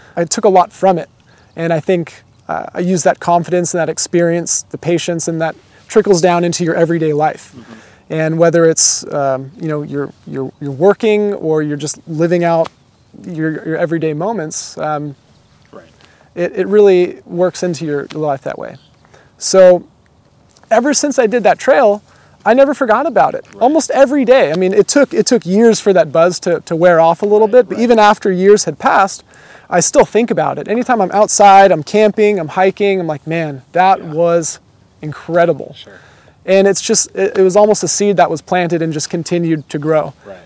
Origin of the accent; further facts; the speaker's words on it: Southern California, United States; also born or lived in Australia; Born and raised in Southern California, grew up here